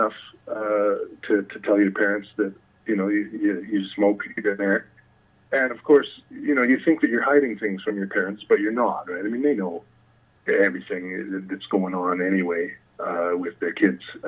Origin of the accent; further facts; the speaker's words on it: Calgary, Alberta, Canada; I grew up in the beautiful city of Calgary